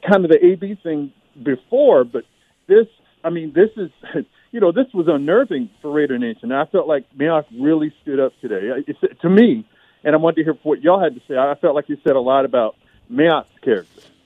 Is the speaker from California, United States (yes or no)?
yes; Bay Area, California, United States; now in Inland Empire, United States; I'm originally from the Bay Area